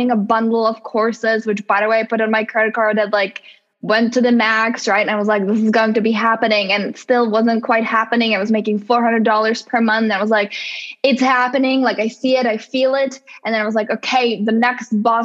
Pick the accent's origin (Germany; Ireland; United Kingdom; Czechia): Czechia; English is a second language; moved away as an adult; now in United States; growing up in the Czech Republic, and like I was there until I was 24, and then I moved to the US.